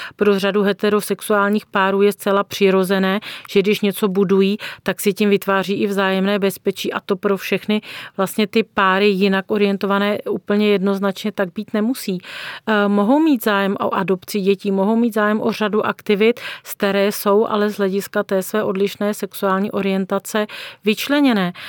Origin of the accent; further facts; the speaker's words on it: Czechia; Jako Češi